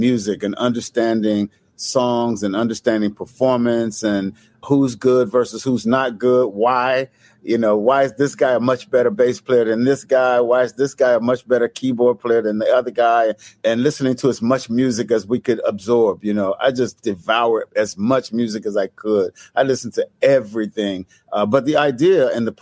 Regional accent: Cincinnati, Ohio, United States; moved away; I'm from Cincinnati, Ohio

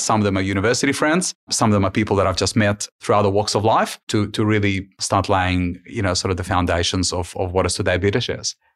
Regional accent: Ukraine; now in Australia; I was born, I was born in Ukraine during the times of Soviet Union

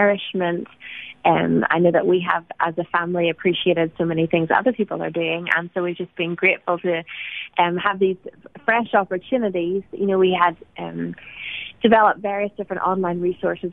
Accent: Ireland; now in United States; as Irish people in America

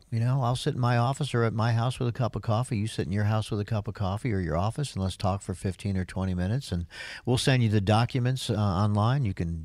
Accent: New York, United States; I'm from New York State, and that's how we do our water through most of the upstate part into Pennsylvania

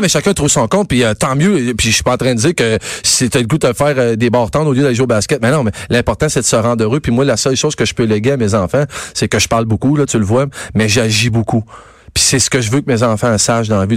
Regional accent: Quebec, Canada

